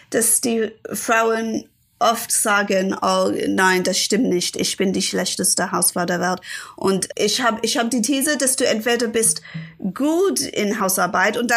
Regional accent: England, United Kingdom; born there; Also, ich bin 1980 geboren in England.

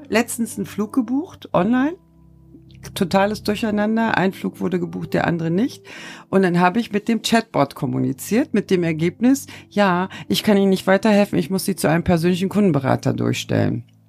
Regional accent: Turkey; moved away; als Türkin, als gebürtige

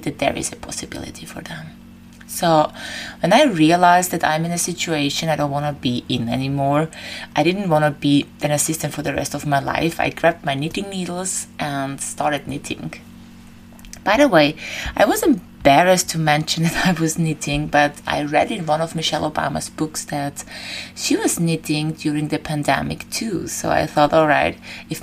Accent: Vienna, Austria; moved away as an adult; now in Crete, Greece; I left my hometown Vienna and I moved to Crete

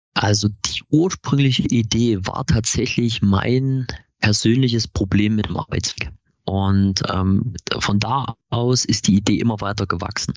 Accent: Chemnitz, Saxony, Germany; Wir sind ein Chemnitzer Startup, äh, äh, Startup gegründet von drei Chemnitzern

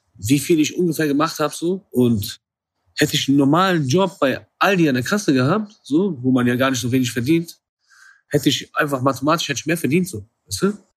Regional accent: Iran; aus meiner Kultur, da wo ich herkomme

